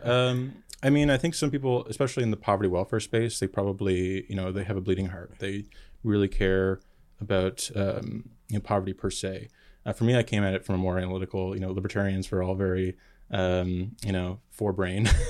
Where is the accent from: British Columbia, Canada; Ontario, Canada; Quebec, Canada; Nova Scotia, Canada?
Nova Scotia, Canada; now in United States; I was uh, born and raised in Nova Scotia, Canada, Trailer Park Boys territory